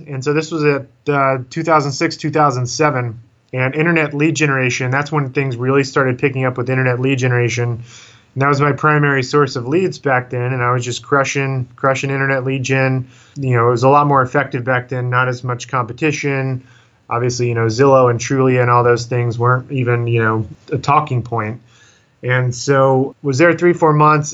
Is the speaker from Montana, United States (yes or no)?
no; Austin, Texas, United States; also born or lived in upstate New York; I'm originally from Austin, Texas, and grew up here my whole life